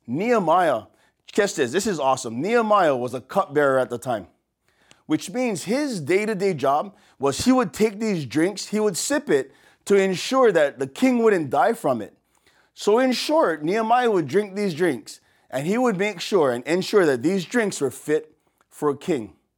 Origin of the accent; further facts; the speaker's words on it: Waianae, Hawaii, United States; accent: pidgin; from here, from Oahu, from the west side of Oahu, deep west